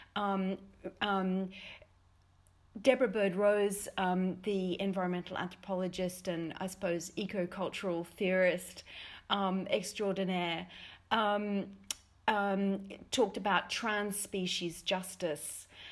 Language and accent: English; Australia; as an Australian